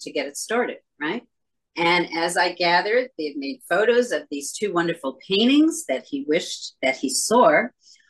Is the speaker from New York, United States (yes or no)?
yes; New York City, New York, United States; I am a lifelong New Yorker